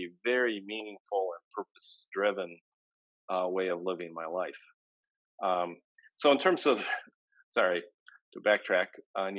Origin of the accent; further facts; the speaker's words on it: Michigan, United States; since I was a young boy growing up in Michigan